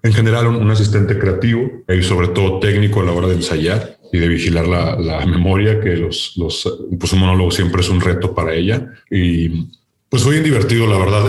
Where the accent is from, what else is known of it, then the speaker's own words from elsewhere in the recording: Nuevo León, Mexico; de Nuevo León, de donde soy oriundo